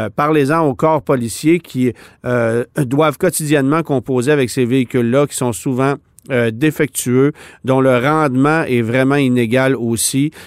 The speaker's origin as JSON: {"language": "French", "country": "Canada", "said": "chez nous à Alliston en Ontario"}